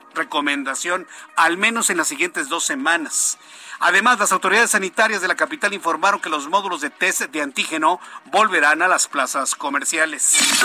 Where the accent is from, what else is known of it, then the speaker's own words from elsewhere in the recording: Mexico; Soy, mexicano exactamente como usted.